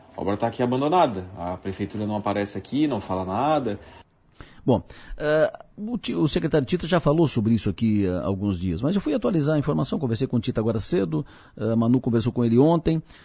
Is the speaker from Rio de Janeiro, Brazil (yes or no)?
no; Caverazinho, Santa Catarina, Brazil; eu nasci ali no, no Caveirazinho, o Lagoinha é do, é do lado.